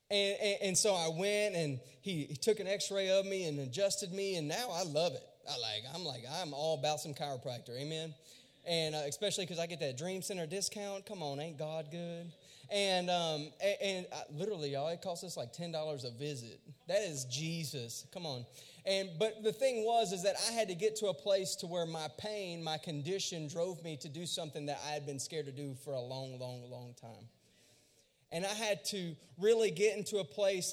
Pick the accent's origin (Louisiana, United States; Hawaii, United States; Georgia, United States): Louisiana, United States; I was born and raised in Louisiana, and I went to a really small school.